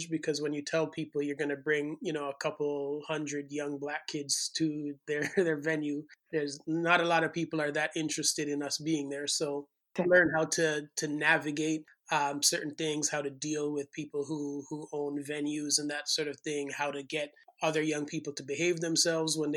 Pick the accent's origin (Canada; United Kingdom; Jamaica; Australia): Jamaica; moved away; also born or lived in St. Thomas, Jamaica; growing up in Jamaica